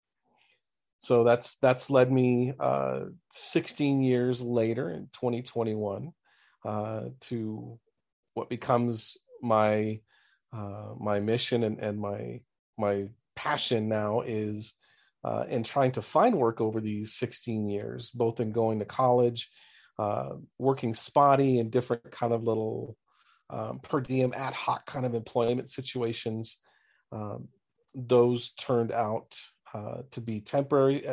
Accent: Southern California, United States; moved away as an adult; now in Springfield, United States; I grew up originally in Southern California for the first 48 years of my life

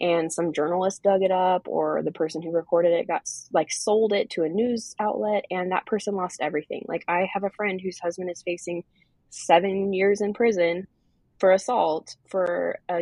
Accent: Portland, Oregon, United States; moved away as an adult; I'm from Portland originally, Portland, Oregon

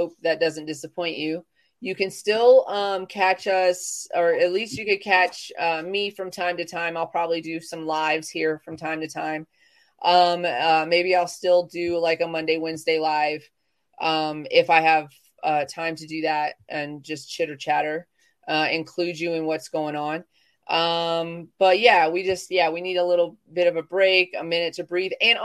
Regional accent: the South, United States; I'm from the South

